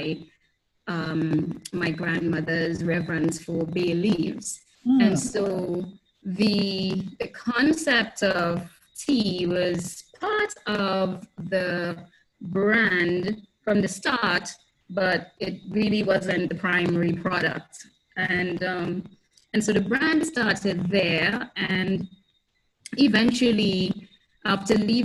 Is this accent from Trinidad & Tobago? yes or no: yes; Trinidad & Tobago; moved away as an adult; also born or lived in United States; now in Grenada; I was born and raised in Trinidad and Tobago, and eventually left for college and lived in the US for a while